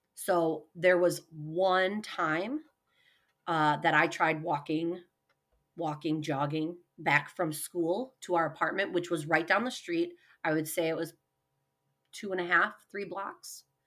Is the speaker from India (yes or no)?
no; Hoffman Estates, Illinois, United States; moved away as an adult; also born or lived in New York / Arizona / Honduras / Colombia; now in Sioux Falls, United States; we moved to Hoffman Estates, Illinois, and that's where I grew up